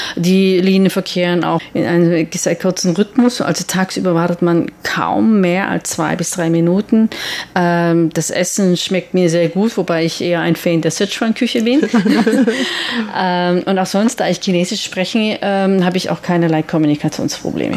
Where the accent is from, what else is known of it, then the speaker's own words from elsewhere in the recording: Switzerland; now in Taiwan; ich in, aus der Schweiz bin